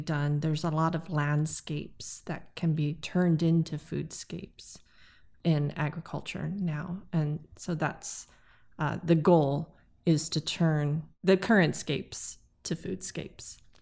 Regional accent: Haliimaile, Hawaii, United States; Being born and raised on the island, um, really gave me a sense of connectiveness, and, uh, I don't know any other home

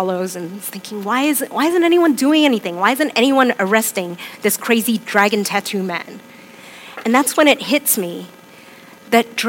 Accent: Hong Kong; moved away; I'm from Hong Kong. I was born there and I grew up there.

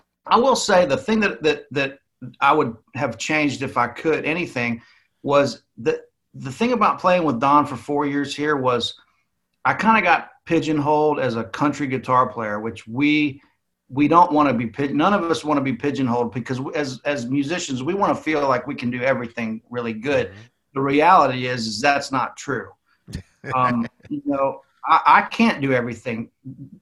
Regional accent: United States; moved away; also born or lived in Nashville; I'm from like South Alabama, Florida

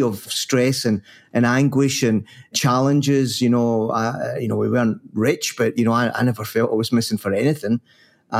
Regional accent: Paisley, Scotland, United Kingdom; I was brought up in Paisley

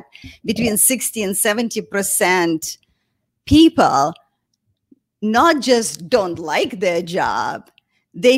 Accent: Russia; moved away as an adult; also born or lived in St. Petersburg, Russia / New York, United States; I grew up in a small town west of Moscow, about 4 hours from Moscow

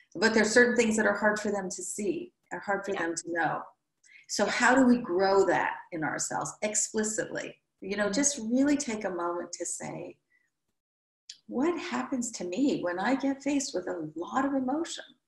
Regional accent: Midwest, United States; now in New York, United States; I'm from the Midwest

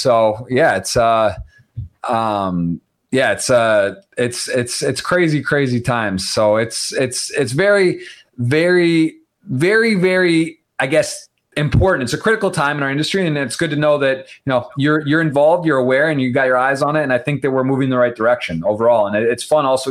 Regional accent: Michigan, United States; I'm born and raised in Michigan.

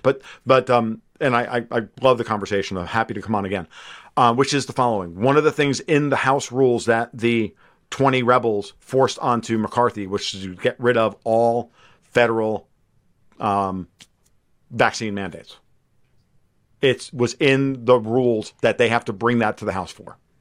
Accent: United States; as an American sports fan

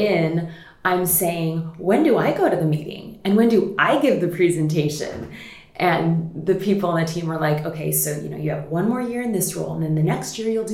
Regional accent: Hawaii, United States; I grew up in Hawaii, which is quite unique.

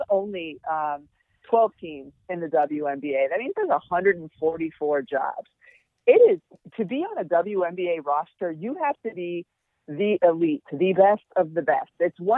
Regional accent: New England, United States; So For me to be in New York, not too far from where I grew up in New England, it was like another dream come true.

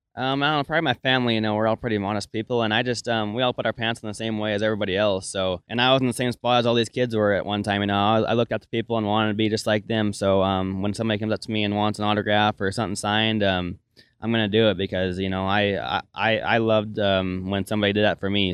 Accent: Melstone, Montana, United States; I'm from Millstone, Montana, and I grew up in a ranch and rodeo family

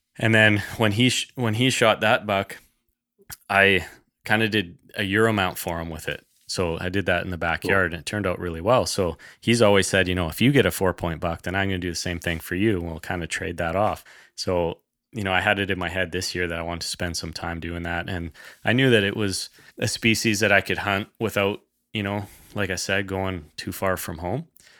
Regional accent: British Columbia, Canada; I grew up in the Kootenays. So, you know, we were outdoors folks right from the beginning

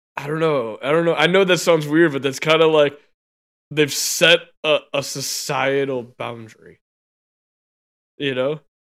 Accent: United States; I was born in America

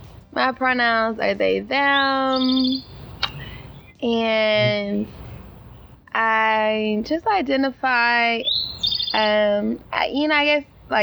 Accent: Atlanta, Georgia, United States; also born or lived in Bronx, New York; now in New York City, United States; I am from Atlanta, the West End, but I currently live in the Bronx. And I'm home visiting

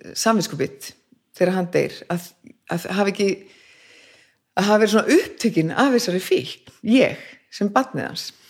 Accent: Reykjavík, Capital Region, Iceland; Ég bara fæðist hérna í Reykjavík

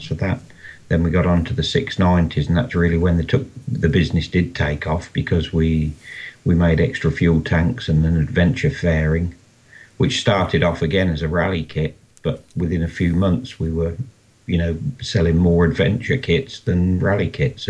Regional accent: Rushden, East Midlands, United Kingdom; I'm from Rushden in the UK here.

